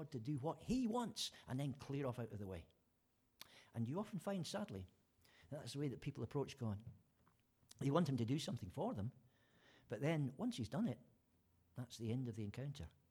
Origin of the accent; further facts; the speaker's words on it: Fife, Scotland, United Kingdom; the village where I was born in Scotland